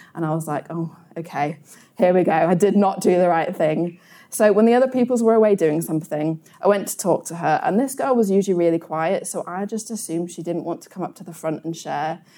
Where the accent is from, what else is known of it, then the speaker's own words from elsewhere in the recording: United Kingdom; as British people